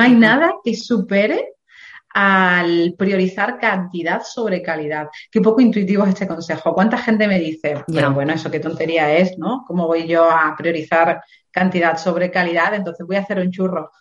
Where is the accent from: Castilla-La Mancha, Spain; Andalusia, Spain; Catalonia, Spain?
Andalusia, Spain; Dos Hermanas; moved away; also born or lived in England; nací en un pueblo, en Sevilla, que se llama Dos Hermanas